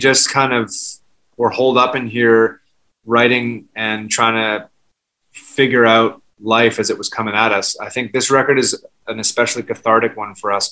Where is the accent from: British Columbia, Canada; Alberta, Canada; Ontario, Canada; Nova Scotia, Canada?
British Columbia, Canada; Vancouver; now in New York, United States; we grew up together in Vancouver, and then we moved to New York separately.